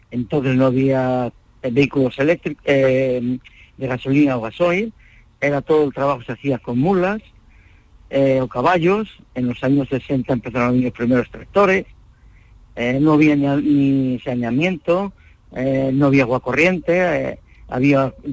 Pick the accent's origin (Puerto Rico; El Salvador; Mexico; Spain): Spain; moved away as an adult; also born or lived in Geneva, Switzerland; yo terminé aquí mis estudios con 17 años y no había trabajo ninguno. Era una época muy difícil, los años 60